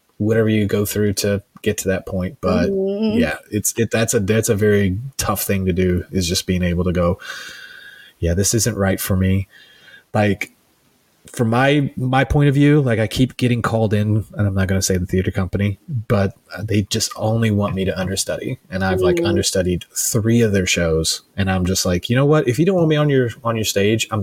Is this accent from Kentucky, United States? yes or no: yes; Kentucky, United States; now in Chicago, United States; I'm some kid from Podunk, Kentucky